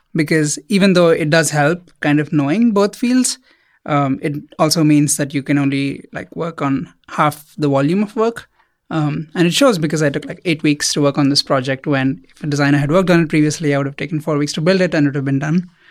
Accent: India; moved away as an adult; now in United States; I grew up in India.

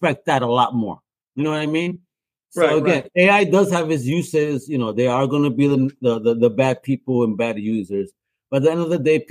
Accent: Puerto Rico; a Latino, a Boricua from El Caribe

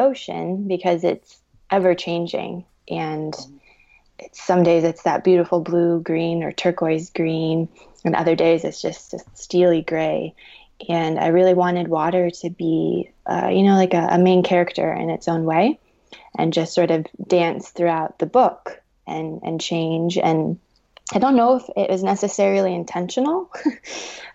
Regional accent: Southeast Alaska, United States; I'm from Southeast Alaska. I've grown up on the beaches and in the rainforest

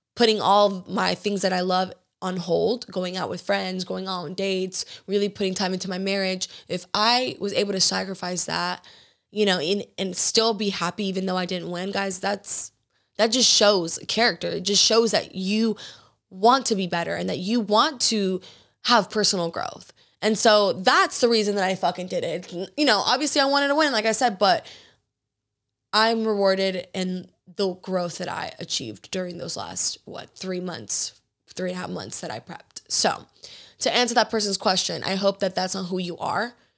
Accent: Georgia, United States; growing up in Georgia

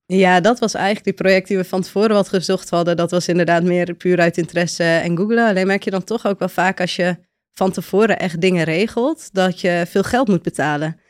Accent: a village in Friesland, Netherlands; moved away as an adult; also born or lived in Utrecht / Cape Town / Spain / Sweden; geboren in Utrecht, opgegroeid in een dorp in Friesland

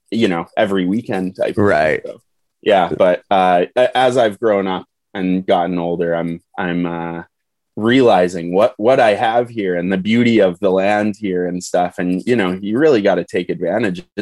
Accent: Calgary, Alberta, Canada; No, we're not like directly on the coast, but we are uh we are like the next major city over from Vancouver

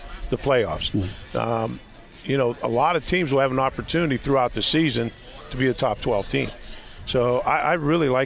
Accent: Pennsylvania, United States; moved away; also born or lived in Nebraska; a little hometown back in Pennsylvania

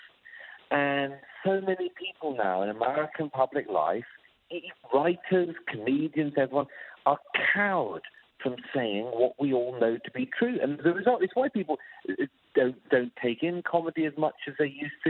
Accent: United Kingdom; moved away; my home country, in the UK

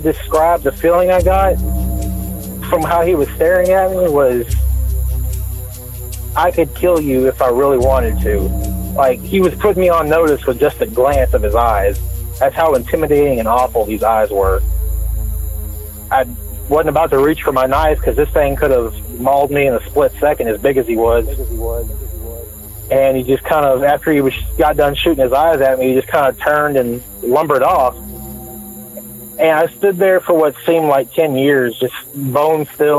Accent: Woodville, Texas, United States; where I grew up in Woodville, Texas

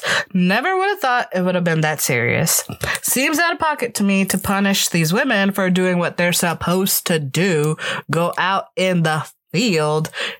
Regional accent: Florida, United States; moved away as an adult; I came from Florida

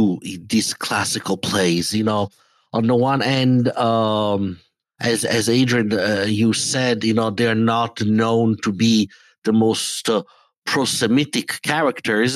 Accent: Italy; English is a second language; now in United States; growing up in Italy

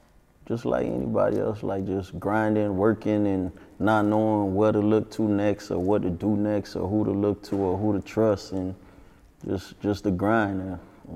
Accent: North Miami, Florida, United States; born or raised there; also born or lived in Jamaica

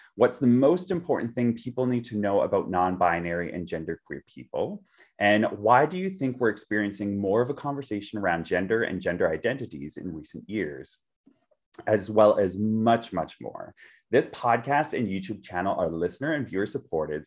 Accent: Vancouver, British Columbia, Canada; I grew up in Vancouver, like in Canada, Vancouver

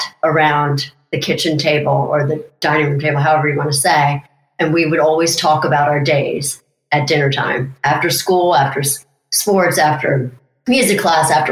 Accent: Mount Airy, Maryland, United States; I come from Mount Airy, Maryland

